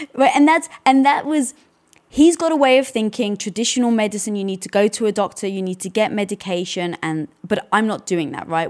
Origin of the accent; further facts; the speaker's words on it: United Kingdom; moved away; being British, we never celebrated Thanksgiving